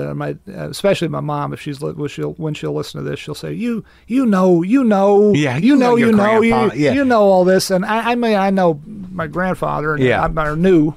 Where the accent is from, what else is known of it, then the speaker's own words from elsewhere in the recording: Farmville, Virginia, United States; moved away as an adult; also born or lived in Richmond, Virginia; I grew up in, Virginia. I was born in Richmond. And then I lived for a big chunk of my formative years in a little town called Farmville